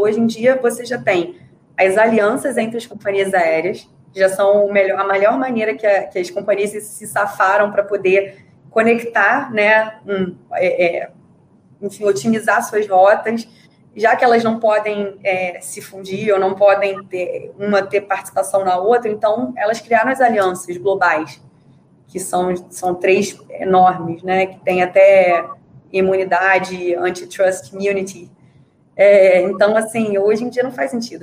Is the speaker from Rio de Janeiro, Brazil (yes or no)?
yes; Rio de Janeiro, Brazil; moved away as an adult; also born or lived in Montreal; Eu morei a vida toda no Rio de Janeiro